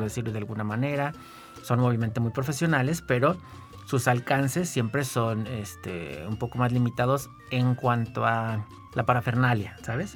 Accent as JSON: {"language": "Spanish", "region": "San Luis Potosí", "country": "Mexico", "also_born_or_lived": "Guanajuato", "said": "yo siempre estuve como muy cerca del ámbito teatral en San Luis"}